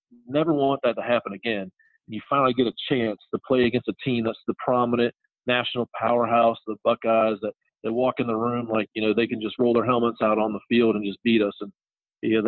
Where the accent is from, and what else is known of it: Troy, Ohio, United States; born or raised there; moved away as an adult; also born or lived in Louisville, Kentucky / Columbia, South Carolina; now in South Carolina, United States